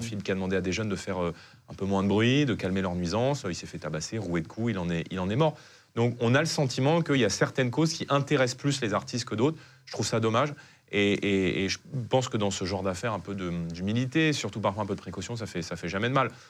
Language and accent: French; Saint-Denis, Île-de-France, France; J'ai grandi donc à Saint-Denis, dans une cité HLM